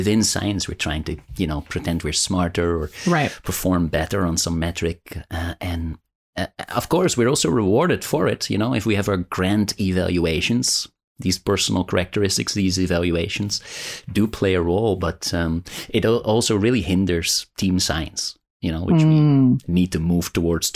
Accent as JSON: {"language": "English", "town": "Rotterdam", "region": "South Holland", "country": "Netherlands", "tie": "born or raised there", "said": "Rotterdam here, my hometown"}